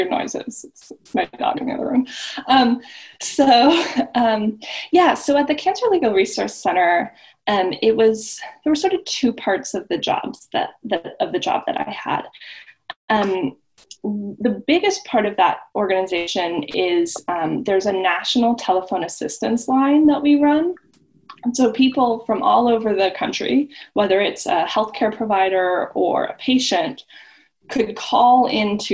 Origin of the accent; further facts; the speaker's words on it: Los Angeles, California, United States; moved away as an adult; now in Iowa, United States; I grew up in Los Angeles